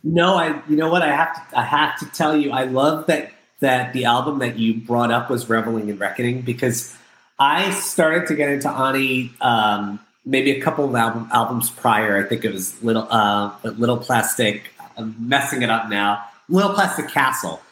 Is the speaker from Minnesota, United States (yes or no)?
no; Freehold, New Jersey, United States; I was born in a small blue collar town in New Jersey called Freehold